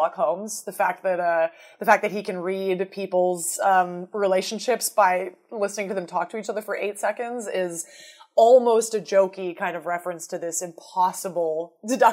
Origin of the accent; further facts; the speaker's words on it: Canada; we're all Canadian